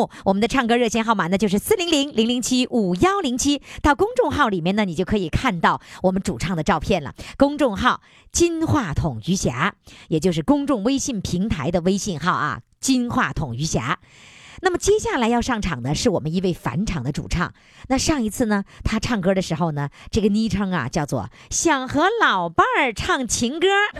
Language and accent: Chinese; China; 我们中国人是这样，太内敛。